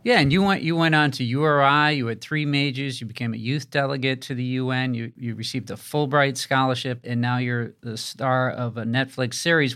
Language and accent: English; Rhode Island, United States; accent: Rhode Island; a Rhode Island accent like mine